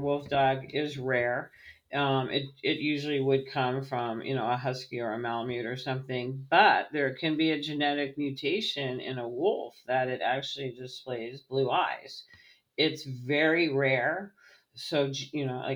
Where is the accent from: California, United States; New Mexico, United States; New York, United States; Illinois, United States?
California, United States; Redondo Beach; moved away as an adult; now in Virginia, United States; I'm from Redondo Beach